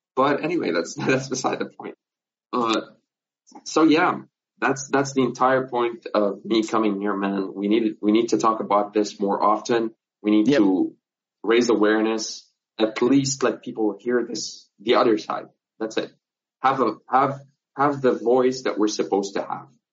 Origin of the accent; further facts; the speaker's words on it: Nazareth, Northern District, Israel; I'm from Nazareth. I'm from Palestine